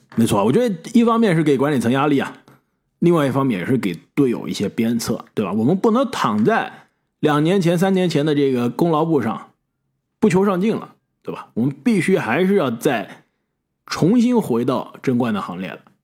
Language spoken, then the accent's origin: Chinese; China; now in United States; 这个刚刚来美国的时候啊，当时小时候在国内的时候，上学的时候